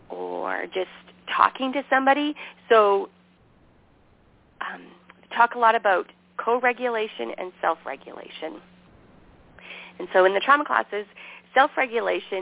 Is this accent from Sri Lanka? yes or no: no; Canada; moved away as an adult; also born or lived in Montana; here I am from Canada, naive